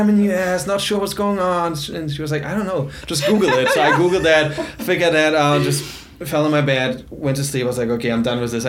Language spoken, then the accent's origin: English; Germany; English is a second language; moved away as an adult; now in Cincinnati, United States; 25, just outside of Hamburg is where I was born. So it's a little village called Zeed. Probably nobody knows that. So I always say, hey, I'm from Hamburg.